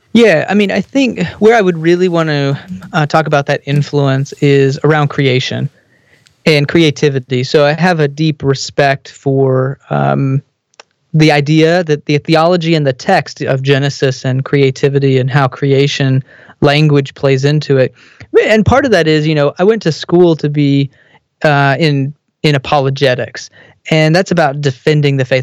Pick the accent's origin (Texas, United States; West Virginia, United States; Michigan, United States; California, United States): Texas, United States; I grew up in Texas